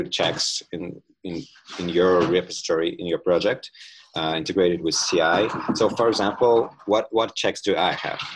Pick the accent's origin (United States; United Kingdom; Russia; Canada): Russia; Tula, Tula Oblast; Tula is my hometown in Russia